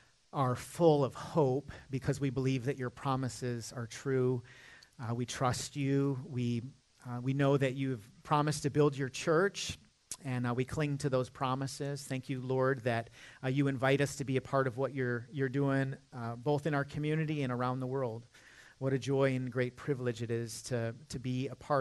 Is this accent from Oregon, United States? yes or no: no; Michigan, United States; now in Charlotte, United States; I'm not a Southerner by birth. You know, I'm kind of adopted into the family. I'm from Michigan, where it actually snows